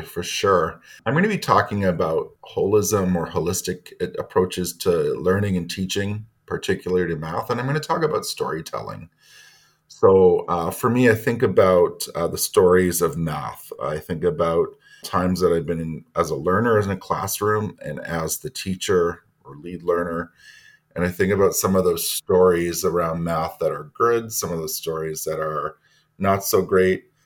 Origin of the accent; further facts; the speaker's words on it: Ontario, Canada; now in Toronto, Canada; I'm Métis from Ontario and French. I am currently centrally assigned vice principal, Indigenous Education, with the Urban Indigenous Education Center at Toronto District School Board. I live in Toronto. Uh, I wasn't born here, but I've lived here for 30 years